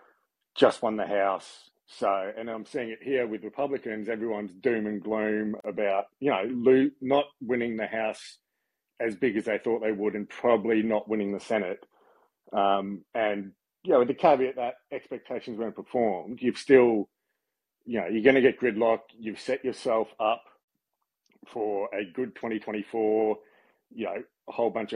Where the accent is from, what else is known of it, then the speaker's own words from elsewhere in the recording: Australia; I'm Australian